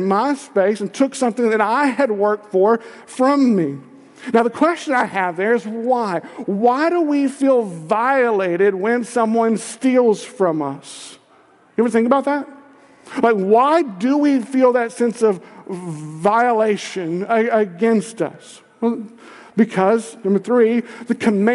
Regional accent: Kentucky, United States; I'm from Kentucky

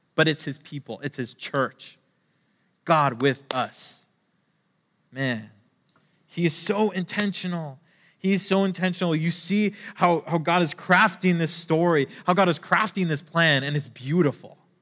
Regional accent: Canada; I'm Canadian

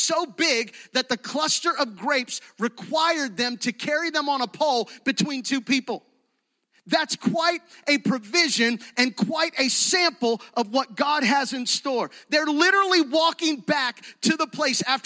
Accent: Gettysburg, Pennsylvania, United States; moved away as an adult; now in Fayette County, United States; Jody and I grew up in Gettysburg, but this is home

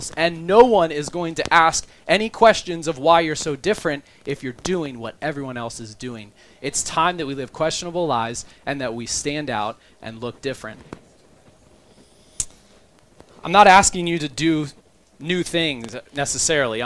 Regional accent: Maryland, United States; also born or lived in Montgomery County, Maryland; now in Baltimore, United States; I'm from Maryland

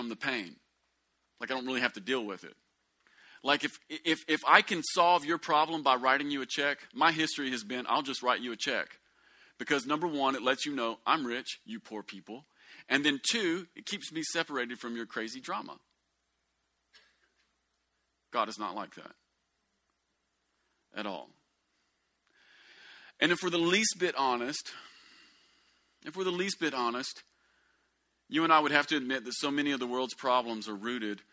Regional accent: United States; white people growing up in America

